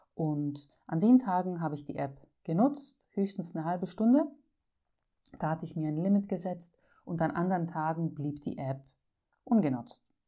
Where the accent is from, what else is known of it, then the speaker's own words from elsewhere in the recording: Greece; als Griechin